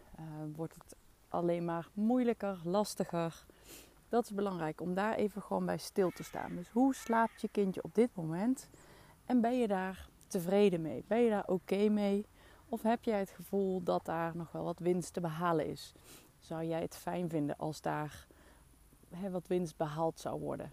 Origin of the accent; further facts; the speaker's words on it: Maasbree, Limburg, Netherlands; accent: soft G; Venlo dialect; moved away; Ik kom oorspronkelijk uit Limburg, uit een dorpje in de buurt van Venlo, Maasbree. En ik spreek dus echt dialect